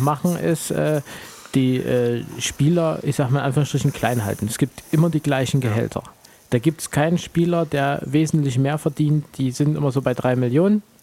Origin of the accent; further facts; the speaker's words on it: Kassel, Hesse, Germany; ich komme ja aus Kassel